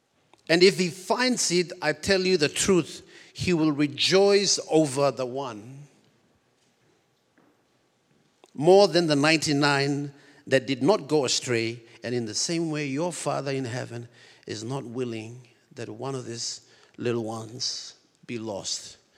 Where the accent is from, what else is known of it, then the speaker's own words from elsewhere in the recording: Papua New Guinea; I was born and raised in Papua New Guinea. I'm the real George of the jungle.